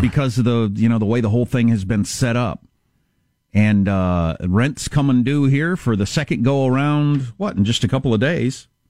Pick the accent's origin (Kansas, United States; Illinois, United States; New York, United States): Kansas, United States; Southwest; I'm from Southwest Kansas